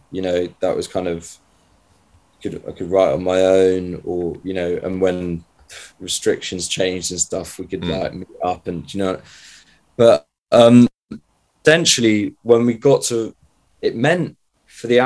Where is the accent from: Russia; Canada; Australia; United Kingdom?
United Kingdom; just outside Grantham, Lincolnshire, East Midlands; moved away; I'm from a place just outside Grantham.